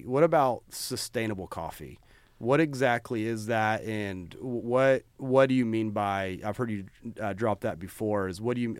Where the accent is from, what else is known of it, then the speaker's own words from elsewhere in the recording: Fort Worth, Texas, United States; I was raised from Fort Worth. We went to school in West Texas.